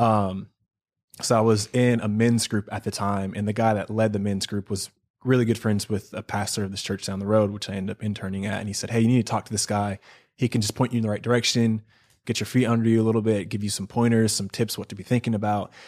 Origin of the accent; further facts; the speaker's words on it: Charlotte, North Carolina, United States; moved away as an adult; also born or lived in Seattle, Washington; now in Southern California, United States; I'm from Charlotte, North Carolina. That's where I consider home. I was actually born in Seattle. Lived there till I was ten, ten years old, and then my family moved to North Carolina